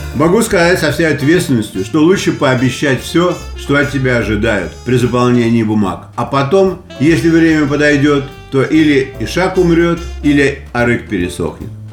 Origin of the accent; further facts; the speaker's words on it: Saint Petersburg, Russia; moved away as an adult; now in United States; я из Питера